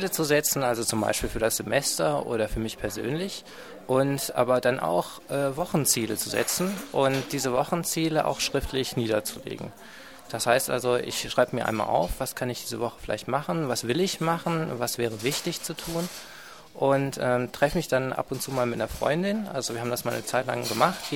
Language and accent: German; Aachen, North Rhine-Westphalia, Germany; now in Dresden, Germany; Ich komme ursprünglich aus Aachen und wohne jetzt in Dresden und studiere hier an der HTW Dresden